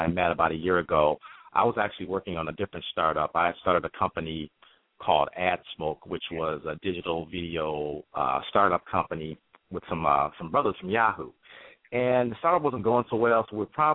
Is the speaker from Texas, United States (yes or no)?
no; Detroit, Michigan, United States; now in New York, United States; I live in New York, but I'm born and raised in Detroit, Michigan.